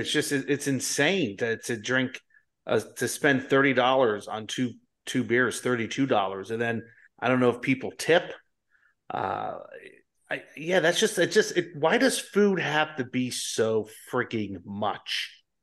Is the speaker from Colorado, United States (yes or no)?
no; Colonia, New Jersey, United States; I'm living in New Jersey where I, I grew up in Colonia